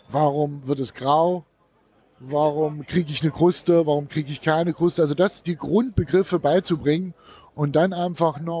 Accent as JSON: {"language": "German", "region": "Thuringia", "country": "Germany", "said": "Ich habe angefangen 2003 äh, als Thüringer, habe ich immer gedacht, ich kann grillen."}